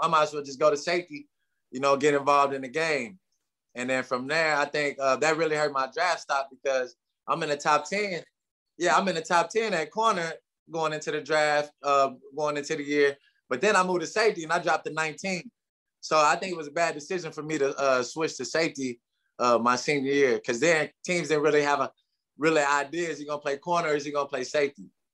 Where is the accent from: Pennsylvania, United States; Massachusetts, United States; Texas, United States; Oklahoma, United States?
Oklahoma, United States; Tulsa; I'm from Tulsa, Oklahoma. Born and raised at the T-Town